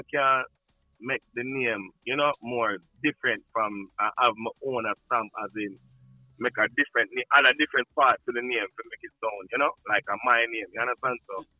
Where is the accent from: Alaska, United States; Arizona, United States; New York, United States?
New York, United States; New York City; also born or lived in Saint Ann, Jamaica; born in Jamaica, but I grew up in Brooklyn, New York City